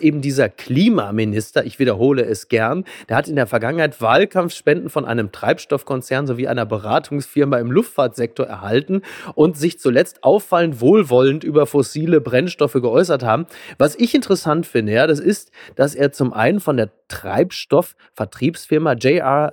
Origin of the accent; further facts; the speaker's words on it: North Rhine-Westphalia, Germany; Naja, ich komme ja aus Nordrhein-Westfalen genauso wie